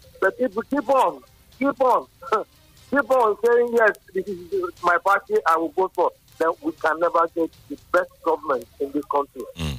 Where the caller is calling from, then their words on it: Obantoku, Nigeria; I am Babari, and I'm calling from Obantoku.